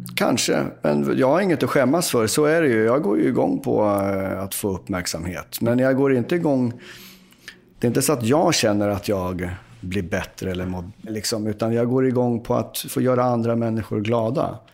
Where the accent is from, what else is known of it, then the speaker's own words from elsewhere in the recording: Uppsala, Uppsala County, Sweden; jag är ju från Uppsala